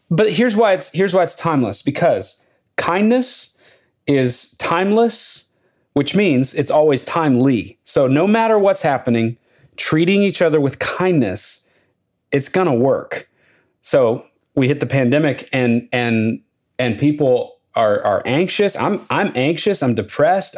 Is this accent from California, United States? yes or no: no; Lubbock, Texas, United States; moved away as an adult; now in Nashville, United States; I grew up in Lubbock, Texas, but I lived there from age four to eighteen